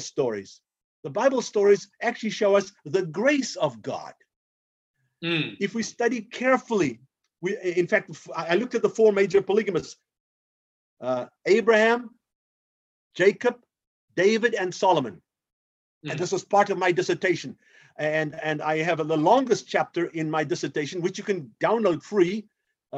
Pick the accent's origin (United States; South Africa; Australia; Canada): South Africa; I'm an African, born and raised in South Africa